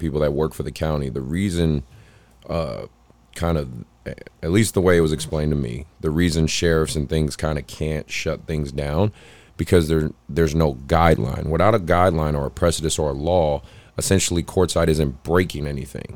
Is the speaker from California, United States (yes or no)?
yes; Oakland, California, United States; I'm from Oakland. I'm literally from Oakland.